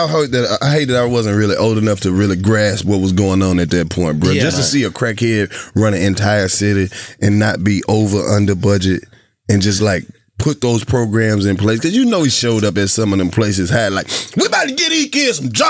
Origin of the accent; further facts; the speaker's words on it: Oxford, Mississippi, United States; John Grisham, he's from my hometown.